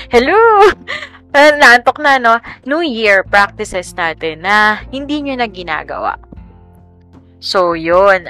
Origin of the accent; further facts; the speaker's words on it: Central Luzon, Philippines; now in Quezon City, Philippines; nung nasa Bulacan kami, I grew up in Bulacan